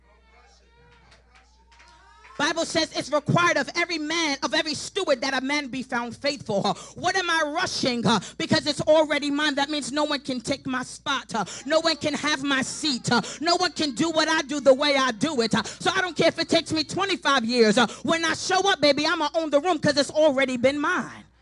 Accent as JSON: {"language": "English", "town": "New York City", "region": "New York", "country": "United States", "moved": "yes", "lives_now": "Charlotte, United States", "said": "I'm from Brooklyn, New York"}